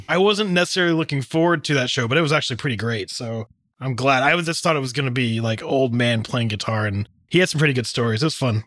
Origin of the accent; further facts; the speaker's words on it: Texas, United States; I'm from Texas